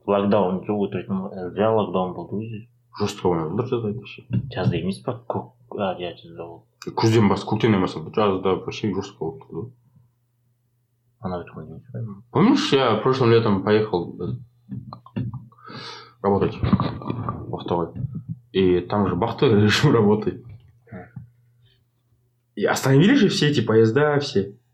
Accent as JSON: {"language": "Russian", "country": "Canada", "said": "Я из Канады."}